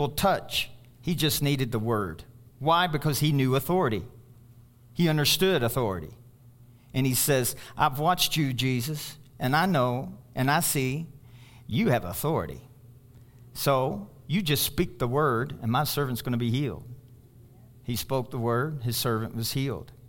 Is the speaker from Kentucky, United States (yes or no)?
yes; Louisville, Kentucky, United States; moved away as an adult; I go back to Louisville, Kentucky, it's my hometown